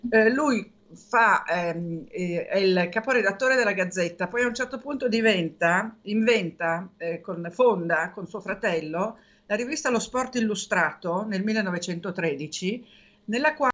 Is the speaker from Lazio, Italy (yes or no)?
no; Genoa, Liguria, Italy; sono di Genova, altra città che io amo moltissimo.